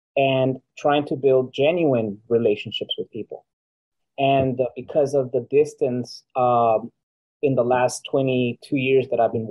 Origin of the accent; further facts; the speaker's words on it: Los Angeles, California, United States; also born or lived in Guatemala; As an artist living in Los Angeles, you would imagine I'd be doing really well in my hometown, California, the state of California